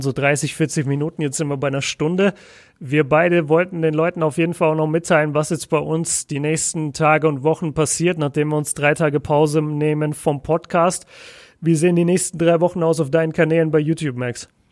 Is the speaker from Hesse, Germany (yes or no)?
no; Nuremberg, Bavaria, Germany; moved away as an adult; also born or lived in Ruhr area; now in Bochum, Germany; bei uns in Nürnberg sagt halt jeder: Ich hole mir jetzt einen Leberkäse-Weckler